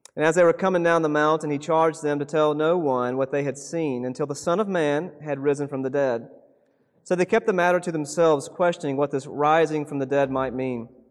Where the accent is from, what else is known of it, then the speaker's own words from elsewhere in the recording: South Carolina, United States; moved away as an adult; also born or lived in Seattle; now in Oregon, United States; I grew up in South Carolina, and for some reason, when I was a kid, nobody played soccer